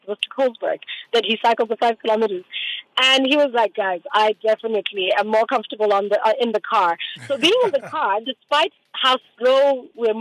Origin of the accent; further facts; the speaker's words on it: Botswana; I'm from Botswana.